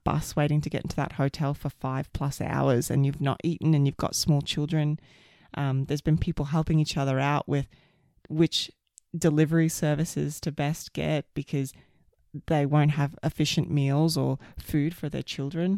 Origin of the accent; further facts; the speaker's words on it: Queensland, Australia; moved away as an adult; also born or lived in Sydney, Australia; now in Canada; I'm an Aussie and lived my whole life in Australia